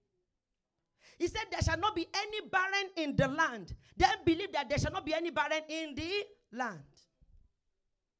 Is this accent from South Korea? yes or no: no; Nigeria; now in Canada; In Nigeria, my sweet country